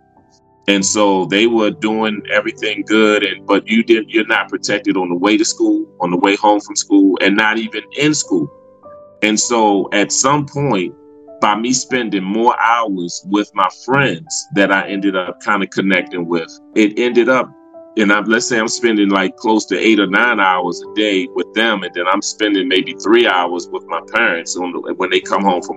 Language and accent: English; Baltimore, Maryland, United States; growing up in Baltimore, and I had the opportunity to grow up in different parts of the city